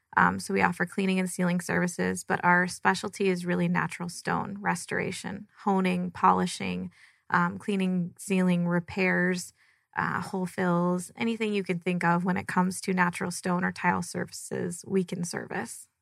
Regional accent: Michigan, United States; moved away as an adult; now in Arizona, United States; I'm from Michigan. Um, born and raised there, moved out to Arizona

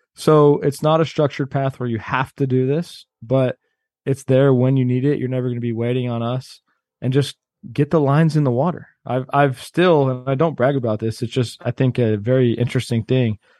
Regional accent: Austin, Texas, United States; also born or lived in Cleveland, Ohio; my mom moved to Austin when I was two years old

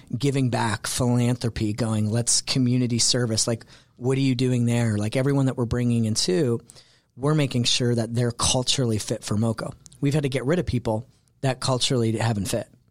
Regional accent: Canada; moved away as an adult; also born or lived in New York City; now in Atlanta, United States; I'm originally Canadian and, um, and moved to the States because that's where the opportunity was

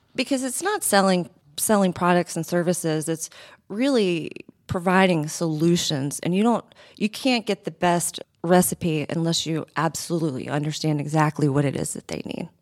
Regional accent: Athens, Georgia, United States; moved away as an adult; also born or lived in Buffalo, New York / Fort Myers, Florida / Rochester, New York; I grew up in Athens, Georgia

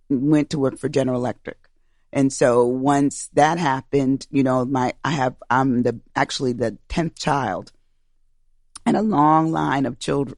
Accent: Schenectady, New York, United States; moved away; also born or lived in Albany, New York; I was born and raised in the Capital District, Albany, New York, um, area. Uh, actually, I was born in Schenectady

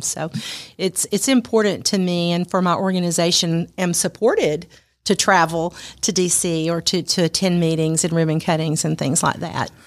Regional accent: Calhoun, Georgia, United States; I'm from Calhoun

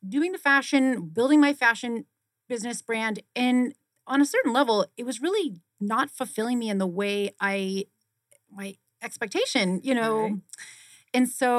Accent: Boston, Massachusetts, United States; born there; now in Arizona, United States; I was born in Boston, Massachusetts, and I went to school for kinesiology and exercise science and physiology in New Hampshire.

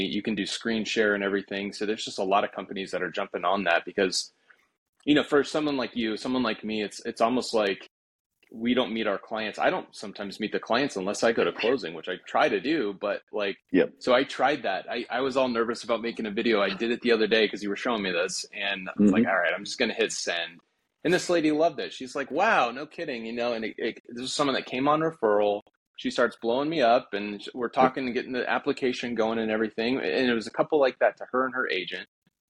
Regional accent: Denver, Colorado, United States; now in Alpharetta, United States; If you think about the area that we're in here in Alpharetta, I'm a transplant from Denver from a few years ago.

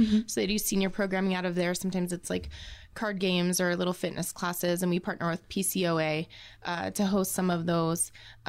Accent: Tucson, Arizona, United States; also born or lived in West Virginia; I was born and raised in Tucson, Arizona. I went to high school at Sabino

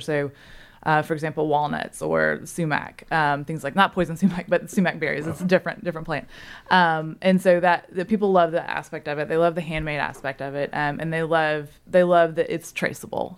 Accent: Memphis, Tennessee, United States; moved away as an adult; now in Chattanooga, United States; I'm originally from Memphis

